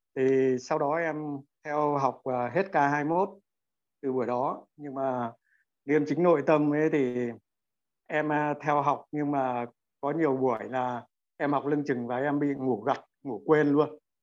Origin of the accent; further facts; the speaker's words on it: Quang Ninh, Vietnam; now in Đắk Lắk, Vietnam; em gốc người Quảng Ninh nhưng hiện đang à, sinh sống và làm việc tại Đắk Lắk